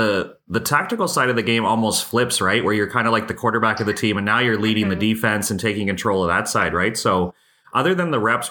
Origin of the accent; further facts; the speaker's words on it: Canada; as a Canadian